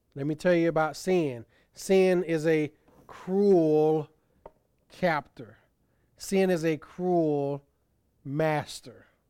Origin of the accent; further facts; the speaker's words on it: Tuskegee, Alabama, United States; Tuskegee University, my hometown college